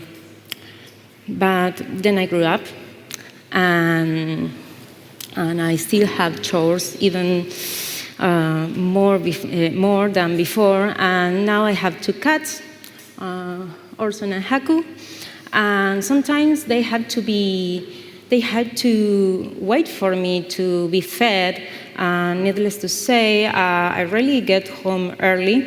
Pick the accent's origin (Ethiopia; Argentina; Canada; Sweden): Argentina; Buenos Aires; I'm from Buenos Aires, Argentina